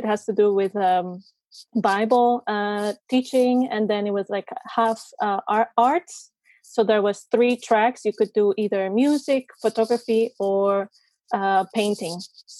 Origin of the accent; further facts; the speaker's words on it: Costa Rica; moved away as an adult; also born or lived in Germany; So like you said, yeah, I come from Costa Rica. I'm 28 years old and I'm actually a journalist. I studied journalism and then I studied communication marketing back in Costa Rica.